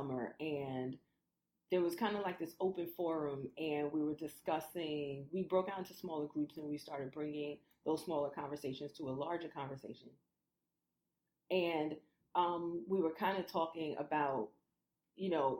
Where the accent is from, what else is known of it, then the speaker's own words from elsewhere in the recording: New York City, New York, United States; moved away as an adult; also born or lived in Jersey City, New Jersey; I grew up in Brooklyn